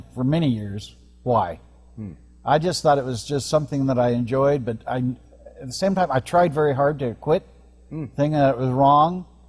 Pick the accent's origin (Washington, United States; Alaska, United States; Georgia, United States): Washington, United States; Olympia; I was born in Olympia, Washington